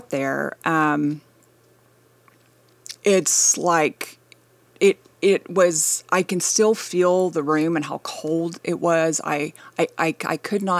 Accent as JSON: {"language": "English", "town": "Wichita", "region": "Kansas", "country": "United States", "tie": "born or raised there", "said": "yeah, I'm actually leaving at 6 a.m. tomorrow morning to go go home um, for the week. Um, but yeah, I grew up in Wichita, Kansas."}